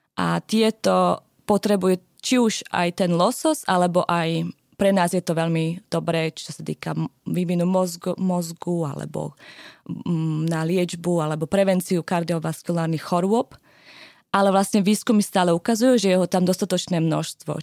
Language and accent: Slovak; Slovakia; now in Norway; u nás na Slovensku